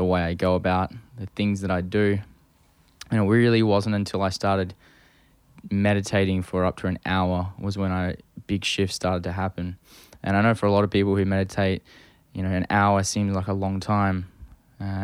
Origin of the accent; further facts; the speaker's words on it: Perth, Western Australia, Australia; moved away as an adult; now in Toronto, Canada; I left my hometown of Perth